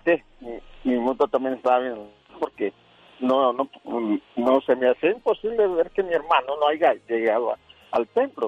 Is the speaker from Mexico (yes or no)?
yes; León, Guanajuato, Mexico; now in Colorado, United States; Nosotros somos de León